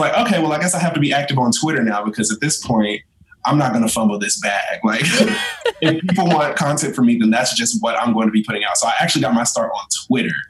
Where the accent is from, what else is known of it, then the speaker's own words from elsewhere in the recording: North Carolina, United States; I am from the armpit of the East Coast, North Carolina